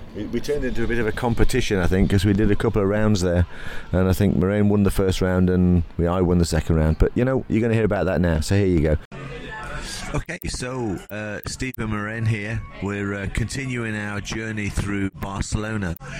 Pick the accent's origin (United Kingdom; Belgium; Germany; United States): United Kingdom; England; I'm an English guy